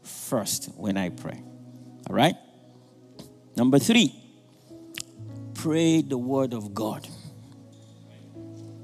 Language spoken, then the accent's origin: English; Nigeria; moved away as an adult; now in United States; Some of us who are Nigerian, I'm from Nigeria